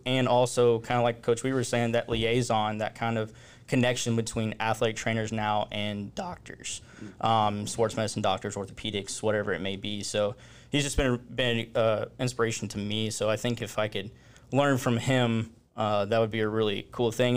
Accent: Forney, Texas, United States; I grew up in Forney

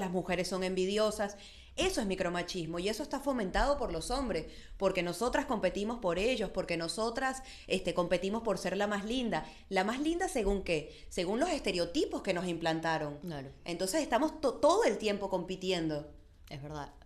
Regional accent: Venezuela; soy venezolana

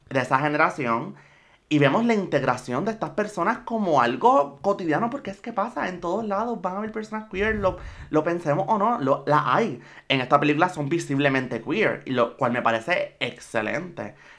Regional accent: Puerto Rico; yo soy puertorriqueña y estoy aquí

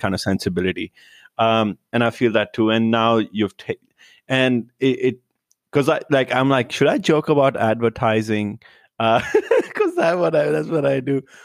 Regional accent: India; moved away as an adult; now in Los Angeles, United States; I was born in India, And then I moved here, like, three years ago.

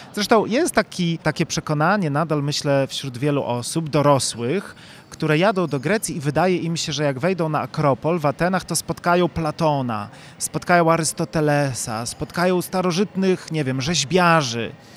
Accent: Chojnów, Lower Silesian Voivodeship, Poland; Ja sam jestem z Chojnowa, a więc e, z mm, bliskiej okolicy 30, Legnicy

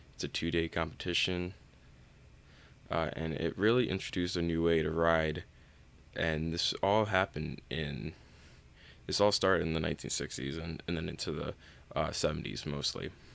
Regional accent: East Coast, United States; I grew up on the East Coast

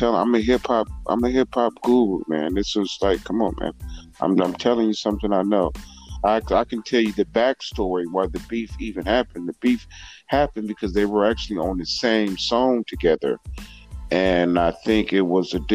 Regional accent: San Francisco Bay Area, California, United States; I'm from the West Coast, Bay Area

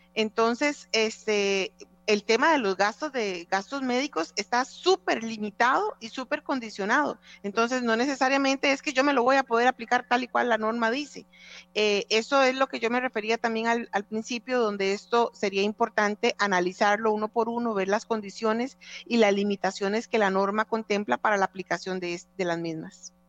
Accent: Costa Rica; como costarricenses

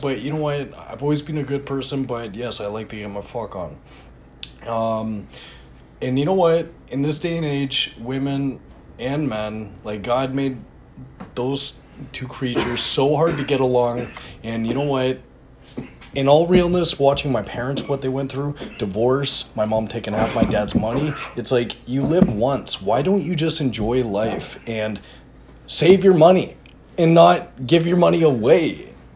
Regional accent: Canada; I'm Canadian.

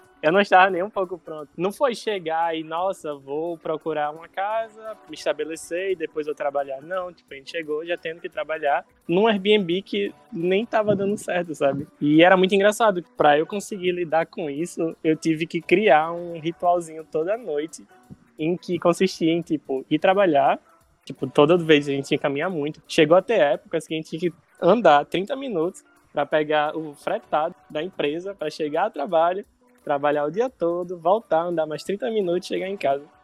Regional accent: Natal, Rio Grande do Norte, Brazil; accent: Nordestino; moved away as an adult; also born or lived in Curitiba; now in Recife, Brazil; eu sou do Natal, e em 2017 eu fui chamado para trabalhar em Curitiba

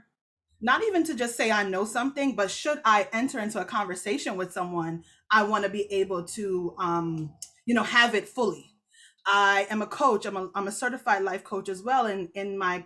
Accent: Jamaica; I'm Jamaican. So the church I go to is Jamaican

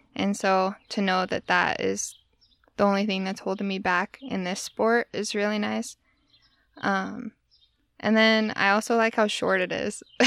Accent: Tooele, Utah, United States; also born or lived in Providence / Sweden; I actually grew up in Tooele, Utah

